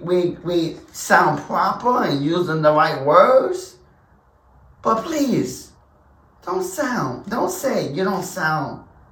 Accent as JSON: {"language": "English", "region": "New Jersey", "country": "United States", "tie": "born or raised there", "said": "No, I am from America. I was born and raised in Jersey, New Jersey. My mother and father is from the South."}